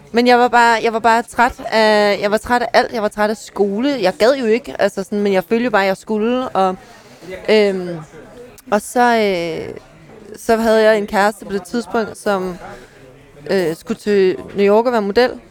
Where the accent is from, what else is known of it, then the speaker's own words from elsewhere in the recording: Ballerup, Capital Region of Denmark, Denmark; also born or lived in Klampenborg; jeg er, er født og opvokset i Ballerup